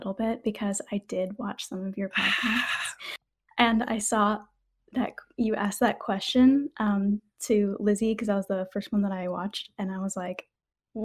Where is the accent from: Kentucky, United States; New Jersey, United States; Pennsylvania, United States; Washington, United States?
Washington, United States; moved away; I was born in Washington State